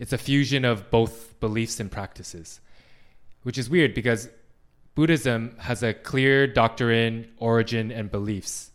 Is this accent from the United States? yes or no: no; Canada; we're Canadian.